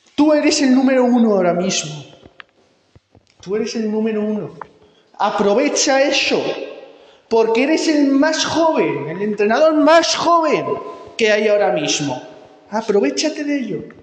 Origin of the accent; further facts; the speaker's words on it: Tórtola de Henares, Castilla-La Mancha, Spain; en mi pueblo en Tortola de Henares